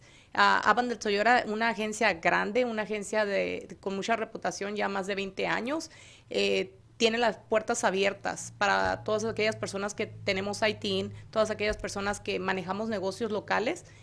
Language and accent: Spanish; Hermosillo, Sonora, Mexico; Yo soy de Sonora, Hermosillo, Sonora